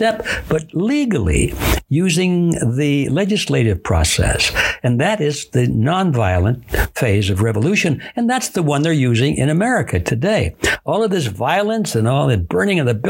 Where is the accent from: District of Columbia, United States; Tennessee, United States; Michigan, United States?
Michigan, United States; Detroit; I was born in Detroit, Michigan